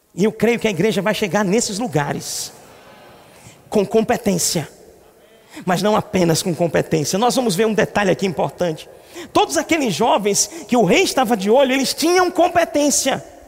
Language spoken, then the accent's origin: Portuguese; Recife, Pernambuco, Brazil; nós somos de Recife